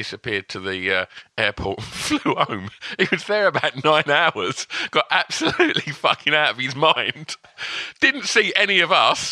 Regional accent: Essex, East of England, United Kingdom; accent: Essex; I presume most people would have guessed from my accent that I'm from Essex

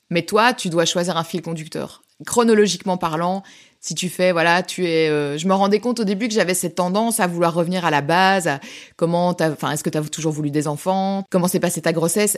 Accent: Belgium; on est belge

